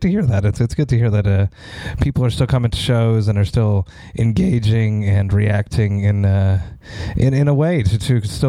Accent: Deux-Montagnes, Quebec, Canada; It did happen just outside of Montreal in Saint-Eustache, next to my hometown of Deux-Montagnes.

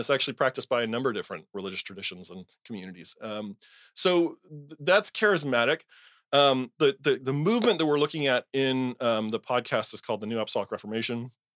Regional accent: Southern California, United States; I was raised evangelical in Southern California

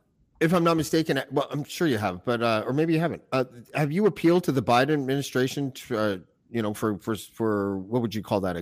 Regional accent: Canada; Yeah, I'm from Canada.

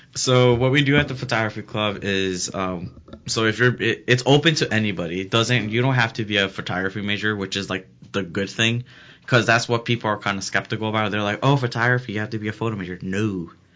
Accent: Elgin, Illinois, United States

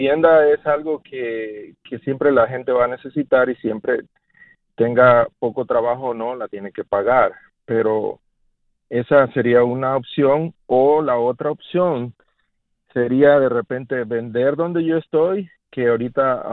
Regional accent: Mexico; moved away as an adult; now in Charlotte, United States; soy, soy mexicano también. Eh, yo llegué, vine a los Estados Unidos en el 99 y, bueno, la mitad de mi vida tengo aquí.

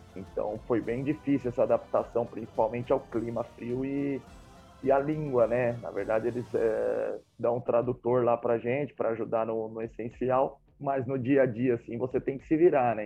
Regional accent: Brazil; moved away as an adult; also born or lived in Poland; Eu sou brasileiro

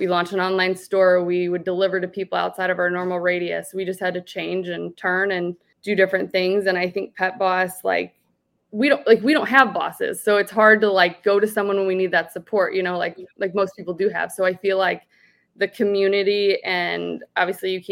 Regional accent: Columbia, Illinois, United States; my hometown where I grew up in Columbia, Illinois

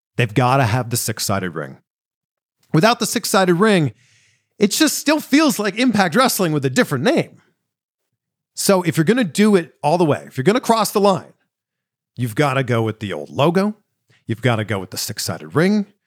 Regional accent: Pickering, Ontario, Canada; where I grew up in Pickering, Ontario

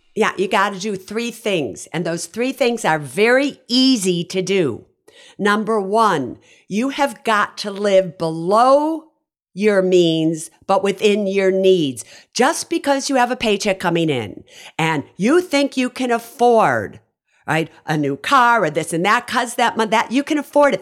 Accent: Chicago, Illinois, United States; moved away as an adult; also born or lived in Berkeley, California; I grew up on the South Side of Chicago

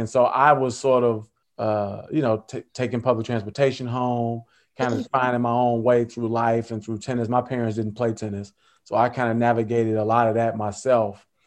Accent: Chicago, Illinois, United States; I'm from Chicago.

